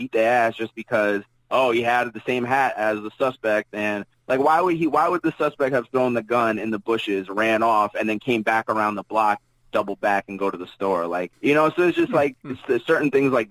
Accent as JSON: {"language": "English", "town": "Jersey City", "region": "New Jersey", "country": "United States", "tie": "born or raised there", "said": "I'm from Jersey City"}